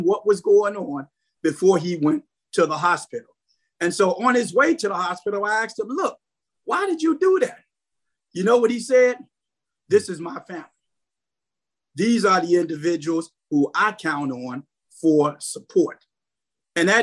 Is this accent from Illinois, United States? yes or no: yes; Chicago, Illinois, United States; I am a community person, born and raised in North Lawndale. I still live in North Lawndale